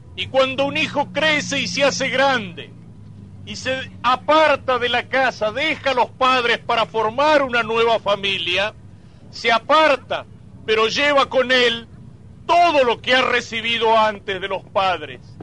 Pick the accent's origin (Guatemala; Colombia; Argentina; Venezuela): Argentina; somos argentinos